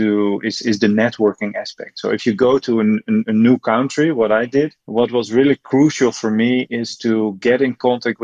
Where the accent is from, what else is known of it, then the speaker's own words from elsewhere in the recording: Netherlands; moved away as an adult; now in Slovenia; I came from Holland